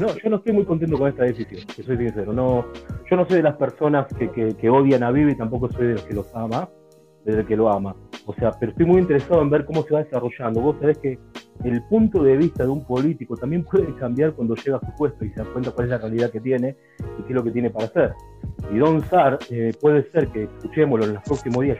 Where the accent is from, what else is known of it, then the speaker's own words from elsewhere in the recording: Buenos Aires, Argentina; moved away; Como argentino, argentino